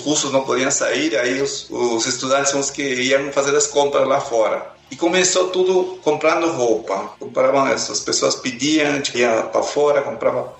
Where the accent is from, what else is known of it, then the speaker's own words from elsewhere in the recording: Peru; Portuguese is a second language; moved away as an adult; also born or lived in Lima, Peru / Soviet Union / Sweden; now in Brazil; eu nasci no Peru, lá no interior do Peru, lá nos Andes, e de lá eu saí com 12 anos para a capital Lima.